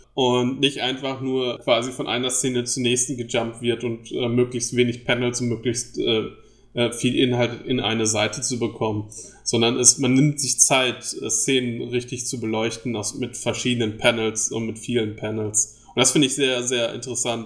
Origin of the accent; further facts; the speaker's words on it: Germany; accent: German; meinem deutschen Akzent